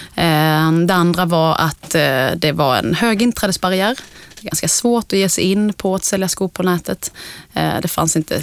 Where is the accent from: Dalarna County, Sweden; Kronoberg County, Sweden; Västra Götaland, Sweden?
Kronoberg County, Sweden; Älmhult; Jag kommer från Småland från början, uppvuxen i Ikealand i Älmhult